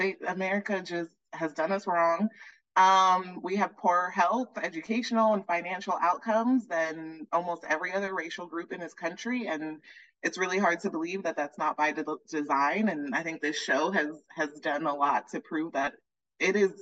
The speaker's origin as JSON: {"language": "English", "town": "Miami", "region": "Florida", "country": "United States", "tie": "born or raised there", "also_born_or_lived": "Gainesville, Florida / Tampa, Florida / New Orleans, Louisiana / Chile", "moved": "yes", "lives_now": "Atlanta, United States", "said": "I grew up in Miami, then I moved to Gainesville, Tampa, in Florida, and then lived in New Orleans for a little bit"}